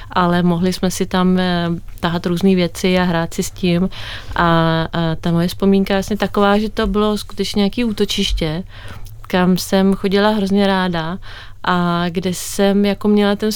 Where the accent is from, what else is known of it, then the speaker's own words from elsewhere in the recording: Stockholm, Stockholm County, Sweden; No, já jsem vyrůstala ve Švédsku, eh, ve Stockholmu